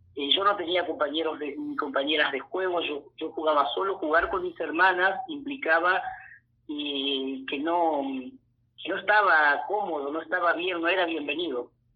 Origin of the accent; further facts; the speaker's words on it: Villa Ana, Santa Fe, Argentina; now in San Justo, Argentina; yo soy oriundo, soy nacido y bien criado en Villana, provincia de Santa Fe, un pueblo de la época de la forestal. Y en el año 78 mis padres se trasladaron a San Justo, provincia de Santa Fe. bueno, aquí me terminé de criar